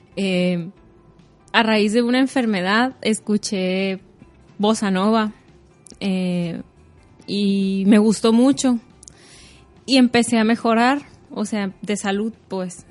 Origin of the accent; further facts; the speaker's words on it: Hermosillo, Sonora, Mexico; nací aquí en Hermosillo